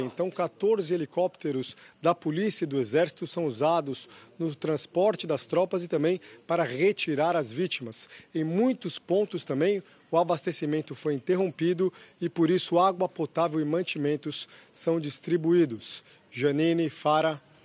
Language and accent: Portuguese; São Sebastião, São Paulo, Brazil; Sou Caixara moro aqui há 68 anos